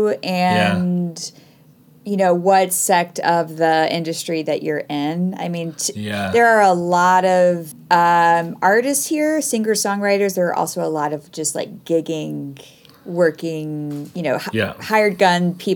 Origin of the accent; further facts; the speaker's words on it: Atlanta, Georgia, United States; moved away as an adult; now in Nashville, United States; I'm originally from Atlanta, Georgia, and I was born and raised there.